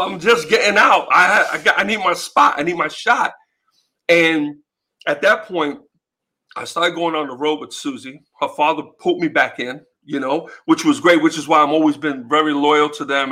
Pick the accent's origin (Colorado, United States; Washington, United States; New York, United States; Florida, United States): New York, United States; New York City; born and raised in the Bronx